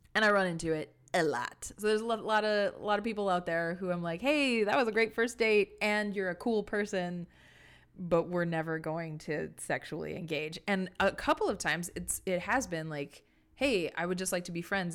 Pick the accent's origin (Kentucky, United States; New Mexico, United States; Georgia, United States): New Mexico, United States; Santa Fe; born or raised there; moved away